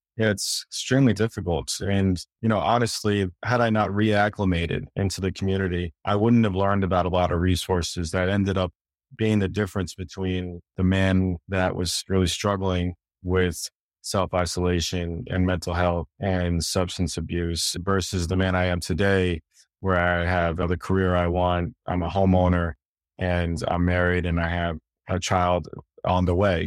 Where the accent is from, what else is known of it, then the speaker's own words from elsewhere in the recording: New York, United States; I was born and raised in New York